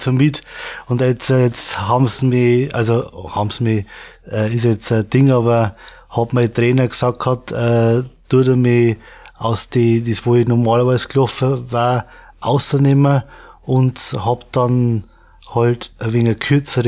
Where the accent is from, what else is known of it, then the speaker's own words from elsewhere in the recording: Pettenreuth, Bavaria, Germany; komme aus Pettenreuth. Das liegt in Regensburg, Raum Regensburg